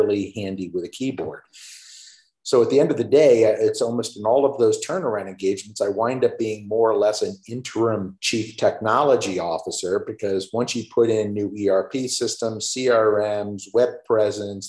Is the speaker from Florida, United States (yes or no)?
yes; Florida, United States; moved away as an adult; also born or lived in Chicago, Illinois; I'm originally a Floridian, meaning I did not see snow for the first time until I started my first day of work